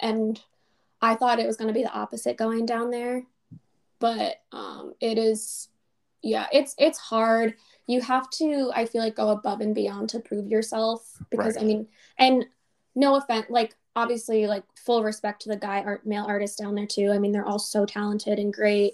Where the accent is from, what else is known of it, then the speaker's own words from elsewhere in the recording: New York, United States; I am from New York